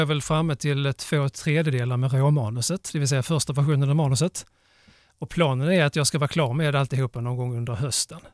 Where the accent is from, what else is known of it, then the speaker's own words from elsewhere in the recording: Klippan, Skåne, Sweden; now in Lomma, Sweden; Jag är ju född i Klippan.